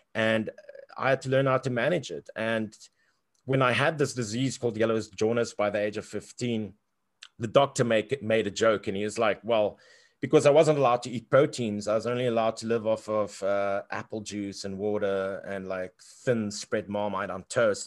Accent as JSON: {"language": "English", "country": "South Africa", "tie": "born or raised there", "said": "growing up in South Africa"}